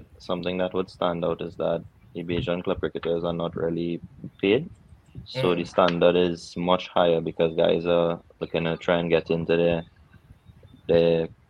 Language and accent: English; Trinidad & Tobago; growing up in Trinidad, most of my time was spent at Queen's Park.